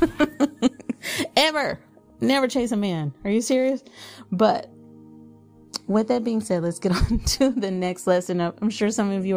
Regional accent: Dallas, Texas, United States; now in Fort Worth, United States; I'm not originally from Fort Worth. I'm originally from Dallas

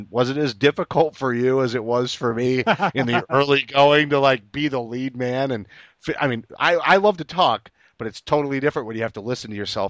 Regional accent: Maine, United States; When I tell people I'm from Maine, it's the same thing. They're like, "Yeah, you don't have an accent."

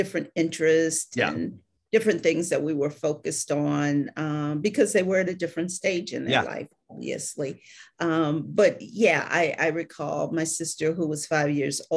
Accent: Cleveland, Ohio, United States; moved away; Originally from Ohio. I'm originally from Cleveland

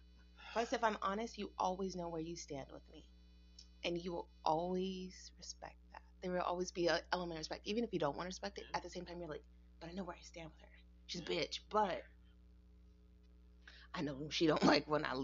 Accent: Southern Arizona, United States; growing up in Southern Arizona

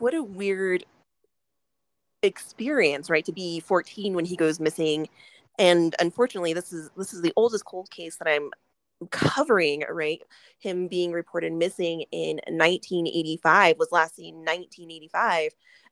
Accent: Cheyenne, Wyoming, United States; we grew up in Cheyenne

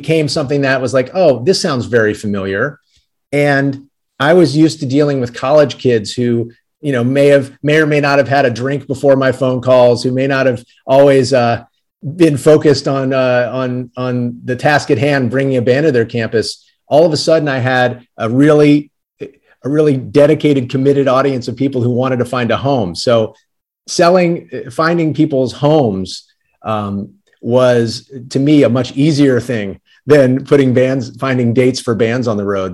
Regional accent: New Orleans, Louisiana, United States; now in New York City, United States; I didn't grow up in New York. I grew up in New Orleans, Louisiana

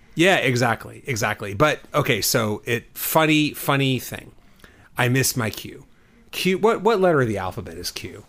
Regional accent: Texas, United States; I grew up in Texas

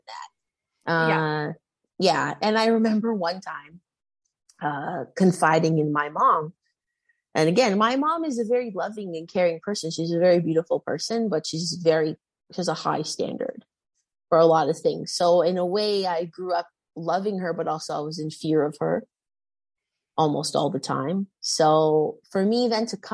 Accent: Toronto, Ontario, Canada; I went to like a small private school here in Toronto.

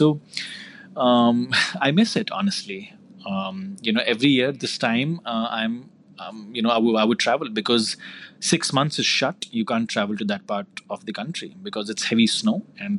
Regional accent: Jammu and Kashmir, India; So Kashmir became, because it is my hometown, it became one source of inspiration

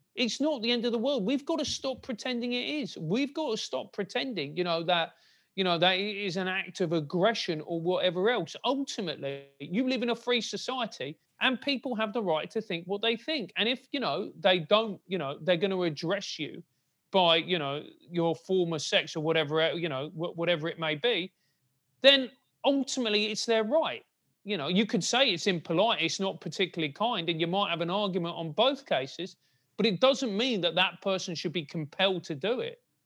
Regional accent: London, United Kingdom; I grew up in a, in a rather glamorous part of South London called Motspur Park

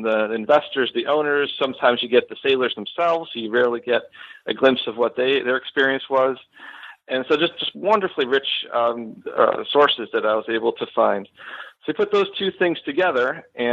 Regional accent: Buffalo, New York, United States; moved away as an adult; now in Florida, United States; So I am originally from Western New York. I grew up in the Buffalo area, and I moved down to Florida in 2010 after finishing my PhD at the University of Buffalo

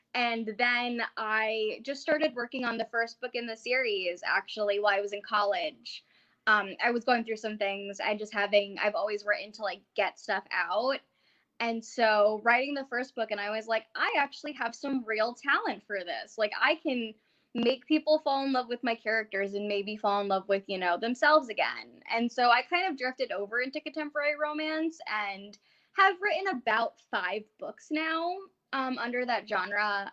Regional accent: Northeast Pennsylvania, United States; I grew up in Northeast Pennsylvania, like right on that little tip between PA and New York.

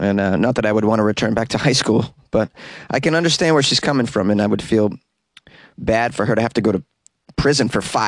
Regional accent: Boston, Massachusetts, United States; I'm from Boston. We tend to we sometimes take things personally.

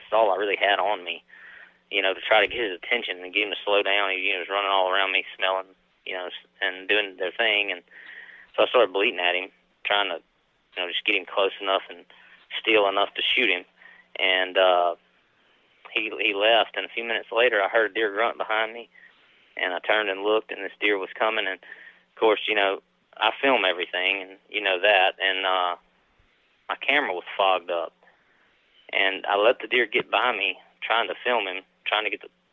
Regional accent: Mississippi, United States; also born or lived in East Feliciana, Louisiana; now in Clinton, Louisiana, United States; I'm from Mississippi originally, so I have family property there

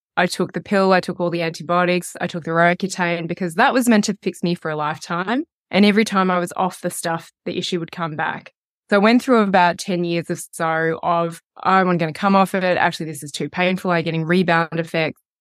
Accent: Melbourne, Victoria, Australia; now in Wanaka, New Zealand; I am living in Wanaka, so just over the hill from you, and I am from Melbourne, Australia

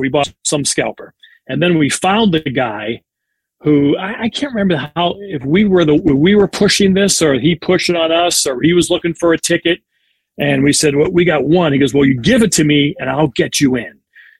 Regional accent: Pittsburgh, Pennsylvania, United States; When I was a little kid growing up around Pittsburgh

